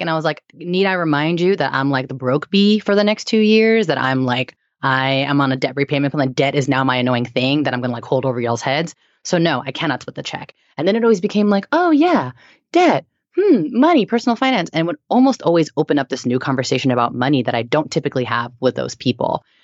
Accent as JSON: {"language": "English", "area": "San Francisco Bay Area", "region": "California", "country": "United States", "tie": "born or raised there", "moved": "yes", "lives_now": "New York, United States", "said": "I was born and raised in the Bay Area and, um, I moved to New York"}